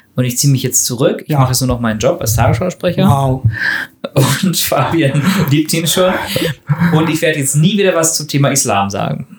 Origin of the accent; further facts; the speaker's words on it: Northern Germany, Germany; bei uns im Norden